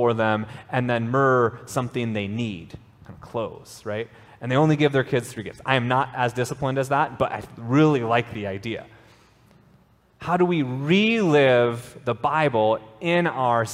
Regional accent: Minnesota, United States; I grew up in Minnesota, and I've spent most of my life in either the United States, I spent a little bit of time in Japan

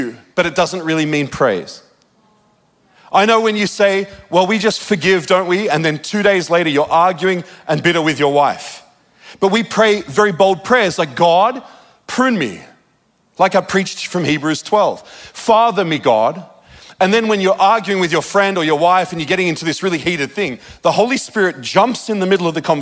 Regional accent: Australia; moved away; also born or lived in Redding, California; I'm from Australia

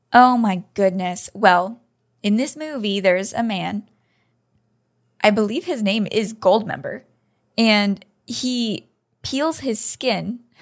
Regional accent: United States; I'm an American

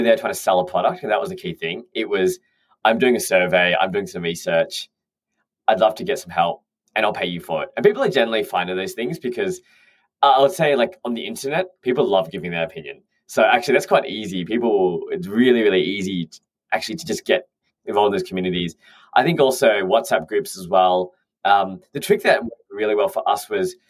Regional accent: Australia; moved away as an adult; now in London, United Kingdom; I'm an Australian who's moved over to London.

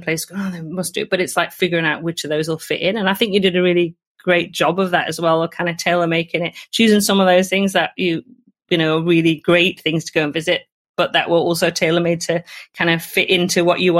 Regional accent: Northumberland, North East England, United Kingdom; And I come from Northumberland, which has even more castles than any other county

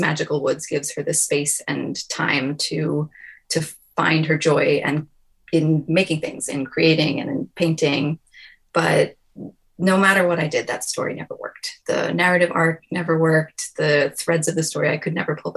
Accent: New York, United States; I'm a New Yorker

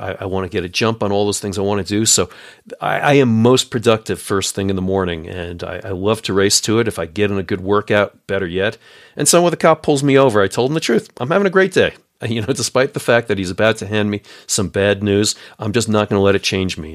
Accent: New York, United States; I'm a New Yorker

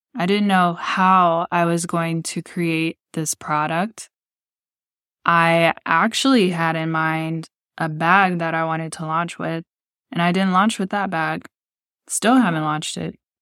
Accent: Texas City, Texas, United States; moved away as an adult; I was raised in Texas City, Texas, which is located in the Gulf Coast, part of Galveston County and near Houston

